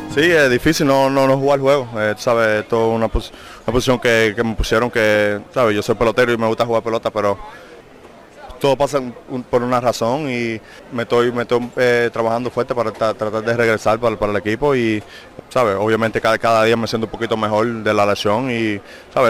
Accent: Miami, Florida, United States; es la ciudad mía, donde yo nací

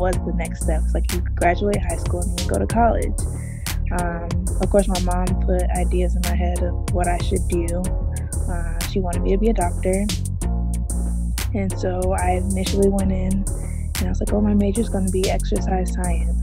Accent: Tampa, Florida, United States; moved away; also born or lived in Brandon, Florida; I'm originally from Tampa, Florida

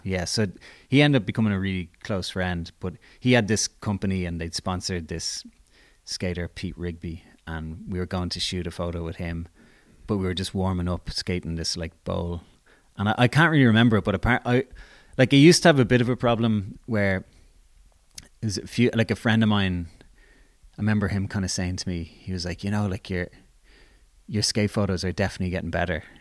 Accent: Dublin, Leinster, Ireland; I grew up in Blanchestown

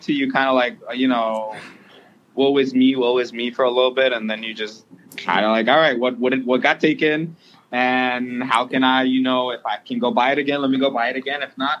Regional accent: Sudan; now in United States; I'm from Sudan.

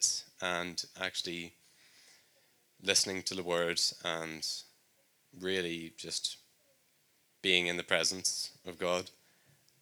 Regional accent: Northern Ireland, United Kingdom; moved away as an adult; If you couldn't tell by my accent, I'm from Northern Ireland

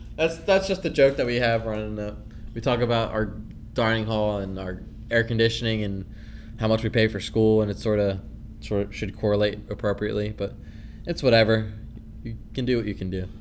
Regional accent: New Hope, Pennsylvania, United States; I'm from New Hope, Pennsylvania

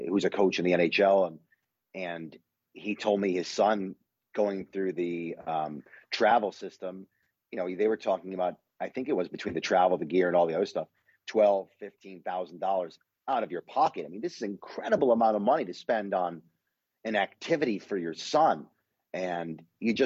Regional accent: Detroit, Michigan, United States; I grew up in Detroit

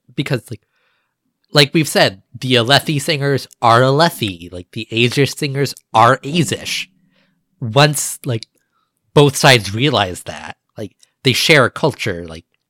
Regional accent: United States; my ancestors came from England. Like, I'm American

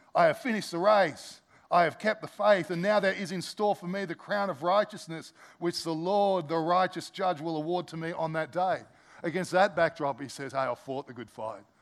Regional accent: Australia; as Aussie Christians

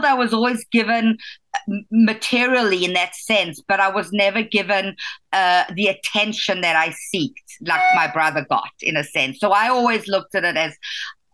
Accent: South Africa; moved away as an adult; growing up in South Africa. I grew up in a very chauvinistic community and society

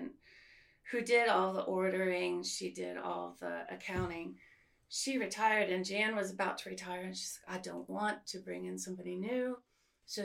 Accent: Silver Spring, Maryland, United States; also born or lived in Connecticut / New Jersey / Manhattan, New York; I was born in Connecticut and then moved soon to New Jersey. And then when I was six, I moved to Silver Spring, Maryland

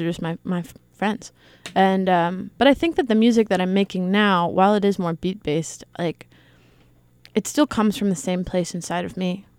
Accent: Eastern Shore of Maryland, United States; I'm from the eastern shore of Maryland

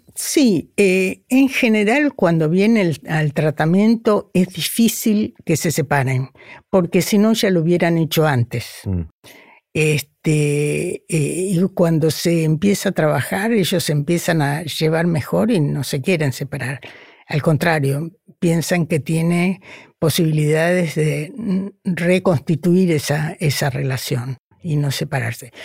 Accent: Argentina; first language Spanish; moved away as an adult; also born or lived in Buenos Aires; now in Brazil; cuando yo me fui de la Argentina

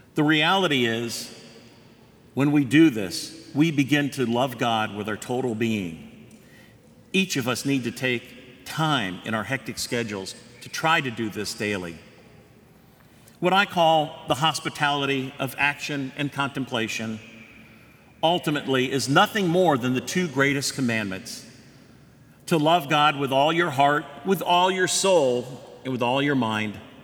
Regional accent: Winter Park, Florida, United States; I grew up in Winter Park. I attended Lakemont Elementary, Winter Park, then junior high school, and graduated from Winter Park High School.

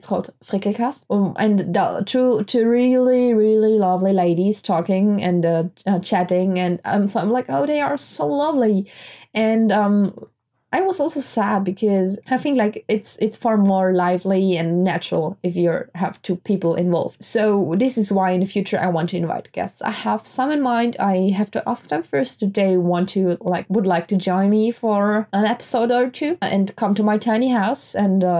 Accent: Graz, Styria, Austria; we don't have a Starbucks in Graz, in my hometown.

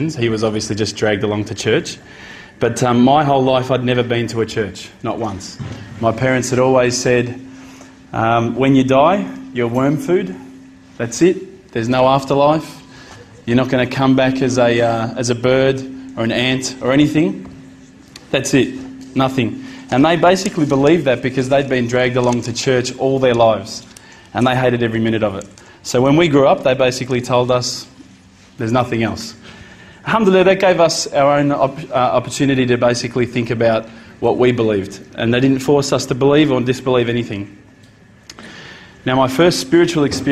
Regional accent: Australia; as an Australian, as an Aussie

